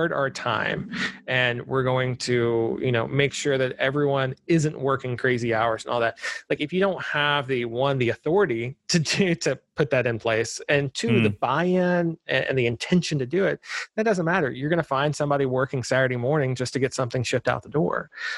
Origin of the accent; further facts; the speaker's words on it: Tennessee, United States; I'm a fifth generation Tennessean.